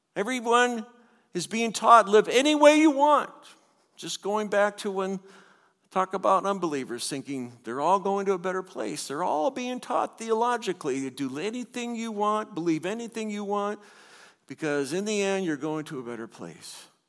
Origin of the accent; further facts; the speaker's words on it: United States; growing up in the United States and growing up in a church